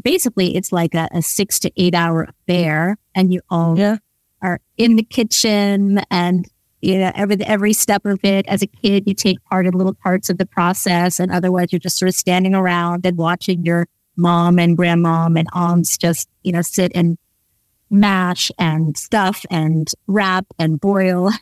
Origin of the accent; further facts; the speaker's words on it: New York, United States; moved away as an adult; also born or lived in London, United Kingdom; now in Netherlands; having grown up in the East Village